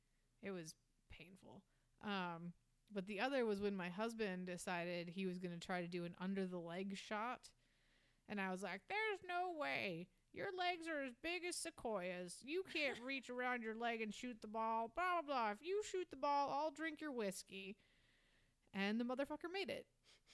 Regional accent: the North, United States; So, yeah, okay, but I'm from the north.

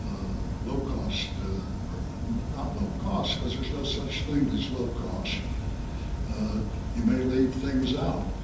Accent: St. Louis, Missouri, United States; born or raised there

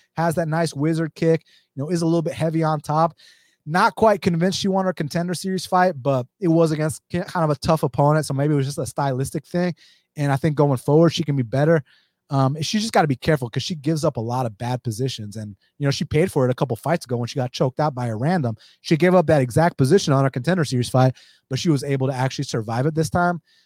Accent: Atlanta, Georgia, United States; I'm from Atlanta

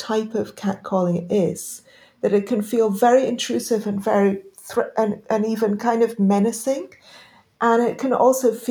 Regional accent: London, United Kingdom; also born or lived in Pakistan; I grew up initially in Pakistan, but most of this happened actually after I came to the U.K.

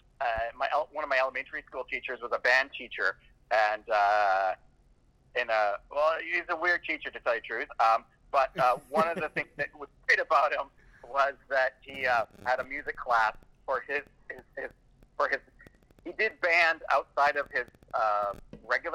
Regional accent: Vancouver, British Columbia, Canada; also born or lived in North Delta, British Columbia; now in Victoria, Canada; Well, I grew up all over the place in and around Vancouver. When I say around, I mean the suburbs of Vancouver, British Columbia.

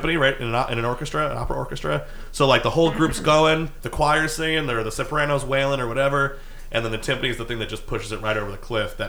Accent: New York City, New York, United States; they figured out at one point because I was wearing a Yankee hat that I was from New York

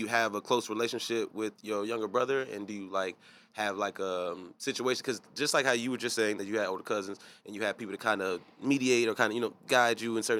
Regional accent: Chicago, Illinois, United States; Like me being from Chicago

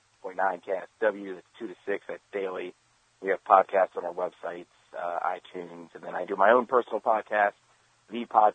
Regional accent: College Park, Maryland, United States; moved away; I grew up in College Park. The Maryland flag is still above my couch.

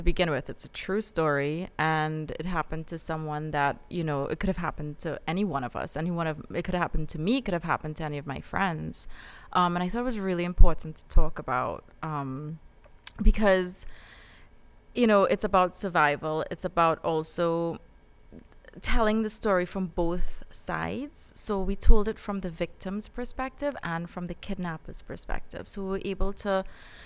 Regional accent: Trinidad & Tobago; moved away; I grew up in Trinidad.

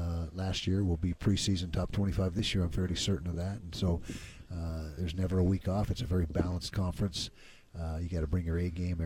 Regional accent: Utah, United States; growing up in Utah

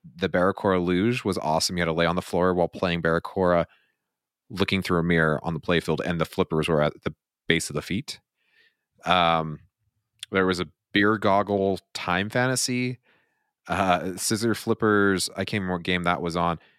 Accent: Utah, United States; we're from Utah

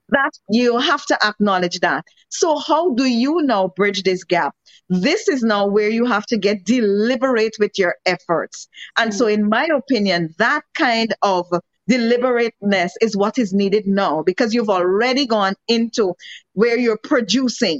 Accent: Guyana; accent: Guyanese; my Guyanese accent

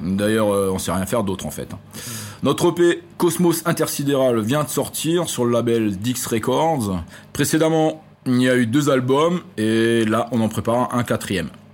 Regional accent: Strasbourg region, Grand Est, France; On vient de la région de Strasbourg

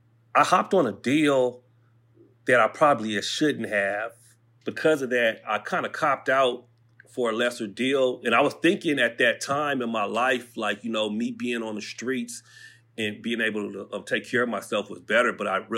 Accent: Pomona, California, United States; I grew up all over the place. I kind of moved around, but I'll say that I'm from Pomona. You know what I mean? That's the city I represent.

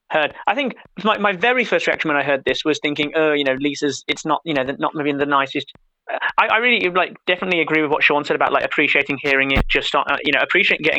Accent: United Kingdom; we are British, but we're not so completely swallowed up in American popular culture

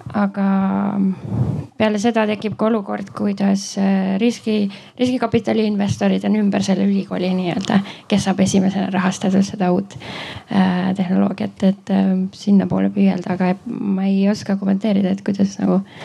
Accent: Estonia; now in United States; ma olen Eestist

